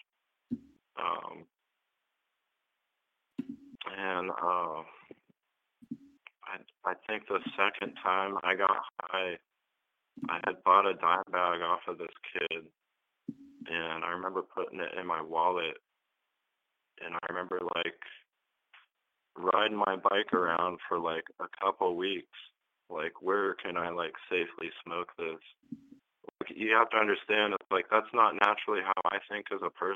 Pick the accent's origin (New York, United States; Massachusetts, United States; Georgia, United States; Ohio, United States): Ohio, United States; Northeast; also born or lived in Grand Rapids, Michigan / Springfield, Oregon; now in Eugene, United States; I was growing up in Ohio at the time. It's real dependent on what part of the state you're in there. I'm from Northeast Ohio.